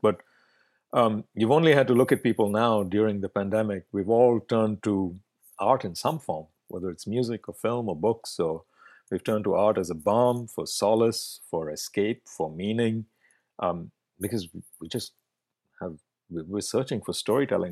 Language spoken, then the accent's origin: English; Bangalore, Karnataka, India; first language Kannada; English is a second language; moved away as an adult; now in Vancouver, Canada; growing up in India